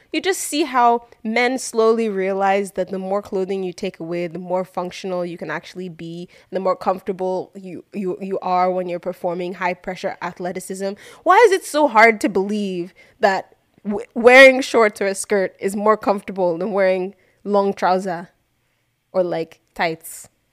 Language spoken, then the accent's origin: English; Nigeria; we grew up in Nigeria